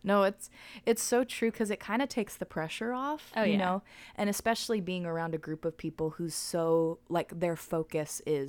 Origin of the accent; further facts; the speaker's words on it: United Kingdom; in this moment, being a British gymnast sweep, you know.